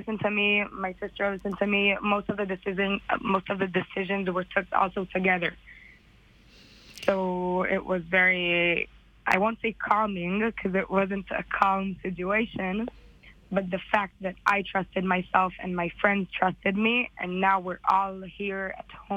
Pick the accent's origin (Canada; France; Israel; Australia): Israel; also born or lived in United States; I was born in America and I came to Israel when I was 6.